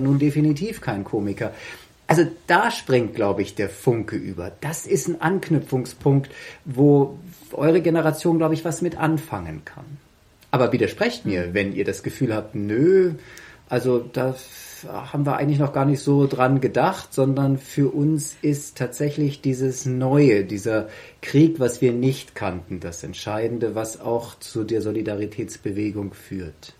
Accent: Germany; Ich bin ja deutscher Staatsbürger

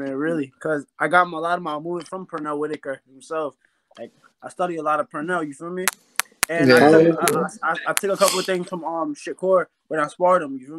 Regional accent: New York City, New York, United States; now in Long Island, United States; I'm from Brooklyn, but like, I moved to Long Island a couple years ago

